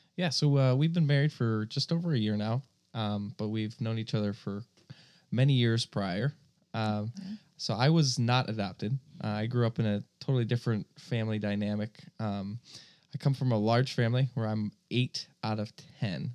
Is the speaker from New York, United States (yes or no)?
yes; upstate New York, United States; I, have lived in upstate New York my entire life